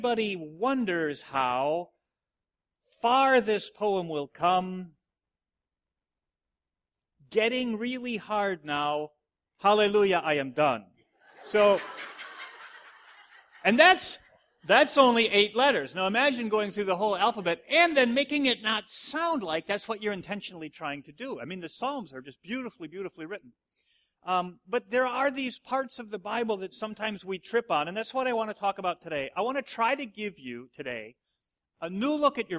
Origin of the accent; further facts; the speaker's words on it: Watertown, United States; We grew up in the Watertown church, and it's like 30 people